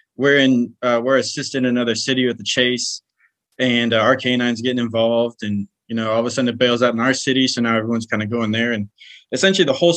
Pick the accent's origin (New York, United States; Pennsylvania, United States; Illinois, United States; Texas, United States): Texas, United States; Houston area, South; also born or lived in California; now in Mesquite, United States; I grew up in South Texas, kind of Houston area